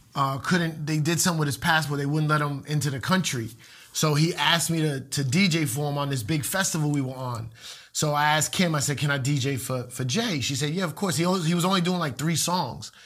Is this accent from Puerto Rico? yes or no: yes; Puerto Rico; a lot of Puerto Ricans like me